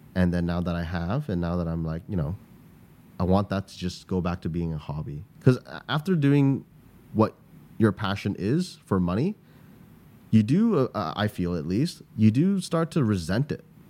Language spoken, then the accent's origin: English; Canada; moved away as an adult; now in Singapore; I grew up in Canada